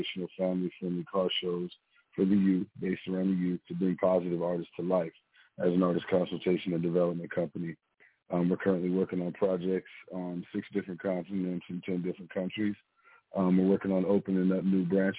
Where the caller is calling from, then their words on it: Texas Panhandle, United States; I'm calling in from the Texas Panhandle